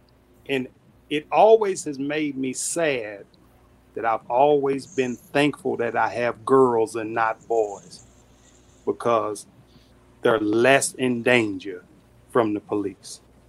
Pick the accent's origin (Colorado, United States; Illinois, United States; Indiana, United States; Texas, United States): Texas, United States; Dallas; That's my hometown, Dallas